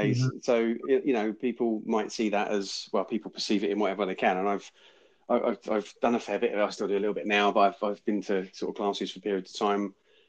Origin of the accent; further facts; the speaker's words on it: United Kingdom; As someone from the UK, I can say that.